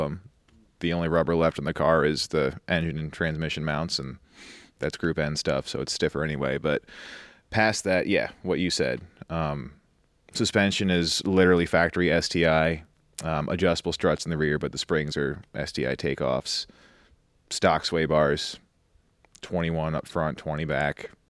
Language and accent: English; New York, United States; moved away as an adult; born and raised in New York, went to U of R